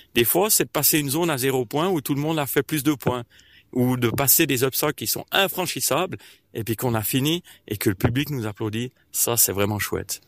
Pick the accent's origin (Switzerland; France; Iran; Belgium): Switzerland; Martigny, Valais; je viens de Martigny.